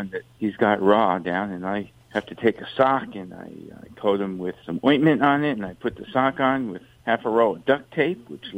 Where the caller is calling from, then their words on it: Pismo Beach, California, United States; I'm calling from Pismo.